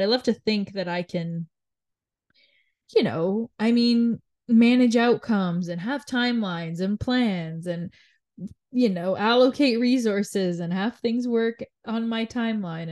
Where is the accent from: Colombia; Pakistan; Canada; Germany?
Canada; being born and raised in Canada